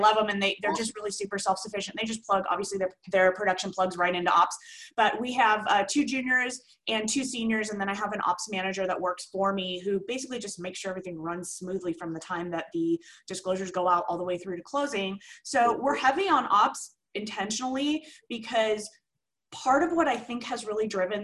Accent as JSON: {"language": "English", "town": "Simi Valley", "region": "California", "country": "United States", "tie": "born or raised there", "said": "It's a city called Simi Valley, right between Ventura and Santa Barbara. Been here forever. It's my hometown."}